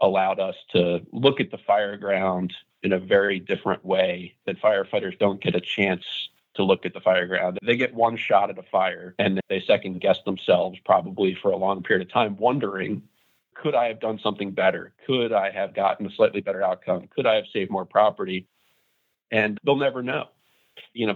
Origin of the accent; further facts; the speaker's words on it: Broomall, Pennsylvania, United States; my hometown of Broomall, Pennsylvania